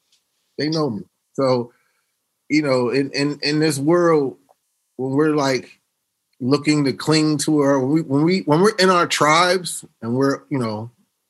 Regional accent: Harrisburg, Pennsylvania, United States; moved away; also born or lived in Philadelphia / Los Angeles; my folks that I grew up with in the Burg.

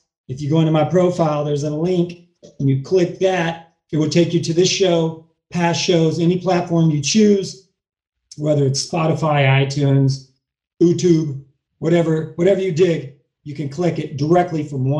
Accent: Kentucky, United States; now in Hollywood, United States; I'm from Kentucky

